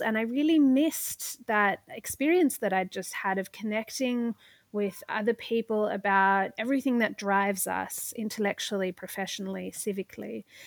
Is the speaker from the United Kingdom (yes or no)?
no; Australia; moved away as an adult; now in New York, United States; I'm not o-, originally, uh, from New York. I came here from Australia in order to do a Masters of Public Administration.